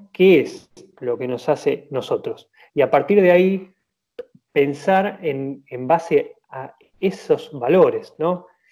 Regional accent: Argentina; nosotros como argentinos

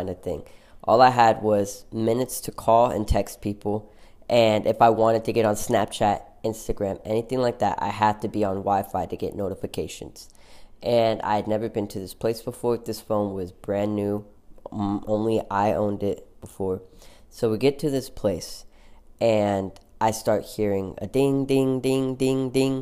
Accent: Oklahoma, United States; in Oklahoma, we're from Oklahoma

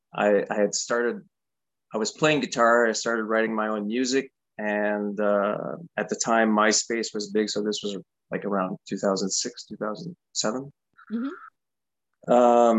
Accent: Canada; living as a Canadian in Canada

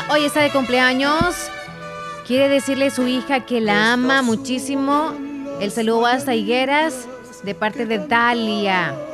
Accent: El Salvador; los salvadoreños somos mirones

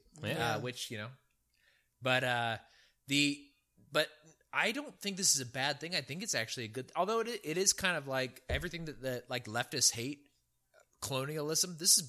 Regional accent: Virginia, United States; I go, "I'm from Virginia. I don't give a shit about your horn. I'm not moving. Back up and go around."

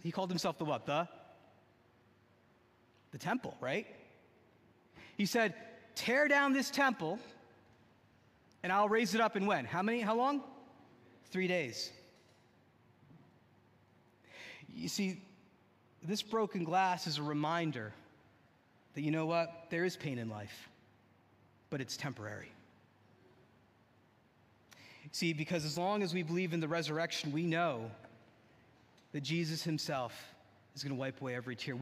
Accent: New Jersey, United States; I grew up in the great state of New Jersey.

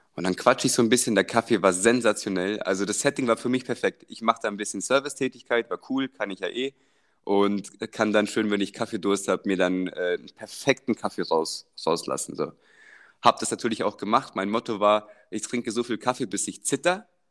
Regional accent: Germany; als Deutscher

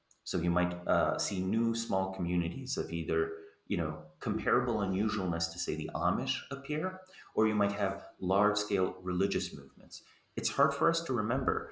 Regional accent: Slovenia; growing up in Slovenia, newly independent

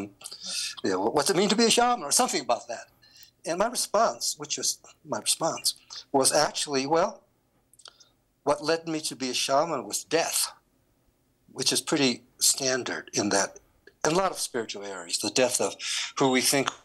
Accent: China; now in Colorado, United States; I was born in China.

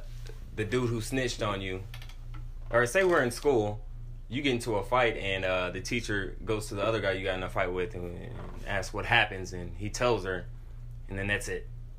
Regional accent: San Antonio, Texas, United States; back home in San Antonio, Texas

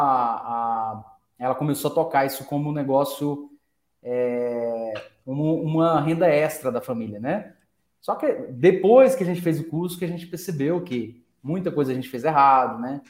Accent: Franca, São Paulo, Brazil; a gente é de Franca, Franca é a, é a terra do calçado

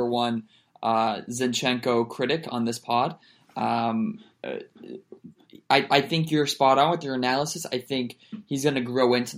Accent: United States

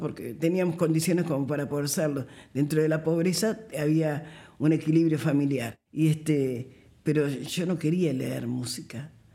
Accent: Montevideo, Uruguay; nací aquí en Montevideo, como les contaba, en el barrio Palermo, un barrio de negros, como, como dice la canción. Eh, y bueno, en este barrio me crié

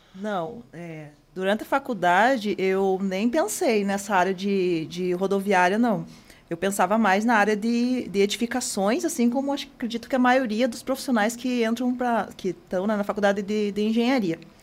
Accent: Rio Azul, Paraná, Brazil; moved away as an adult; now in Curitiba, Brazil; eu sou de Rio Azul, interior. Rio Vim para Curitiba para fazer faculdade e fiquei

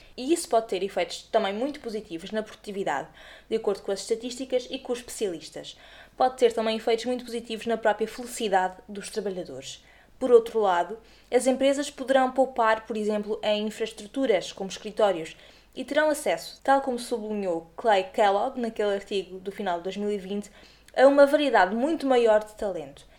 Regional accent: Azores, Portugal; moved away as an adult; now in Lisbon, Portugal; Eu mesma nasci e cresci nos Açores, mas tenho vivido os últimos 7

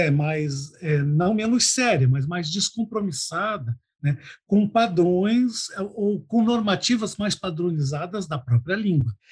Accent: Cuiabá, Mato Grosso, Brazil; E eu sou cuiabano toda a vida.

